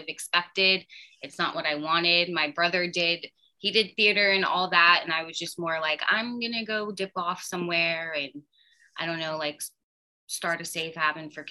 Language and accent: English; Texas, United States; moved away; I come from Texas